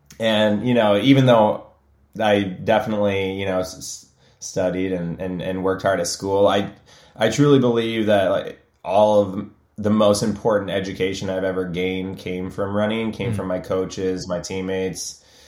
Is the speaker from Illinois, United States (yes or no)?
yes; Illinois, United States; And I grew up originally outside of Chicago.